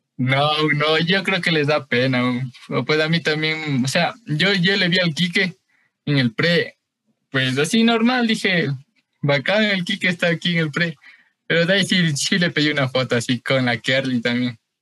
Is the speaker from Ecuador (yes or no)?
yes; Quito, Pichincha, Ecuador; yo soy de Quito, aquí del norte, Quito el norte, eh, por, por Carcelén